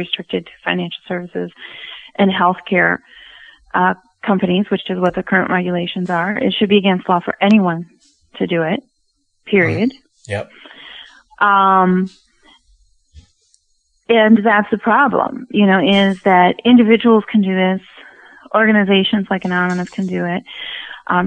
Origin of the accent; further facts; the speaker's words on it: United States; American woman